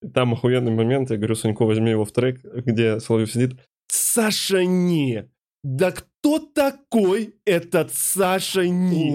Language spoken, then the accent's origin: Russian; Ukraine; moved away; я еще уроженец Республики Украина